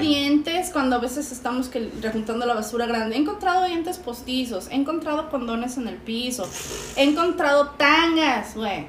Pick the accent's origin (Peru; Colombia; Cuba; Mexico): Mexico; moved away; independientemente de que yo viva en Chetolandia, soy latinoamericana, soy mexicana.